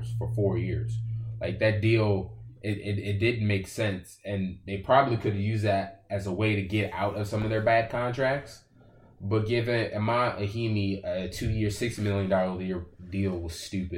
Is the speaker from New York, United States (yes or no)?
no; Washington, District of Columbia, United States; born or raised there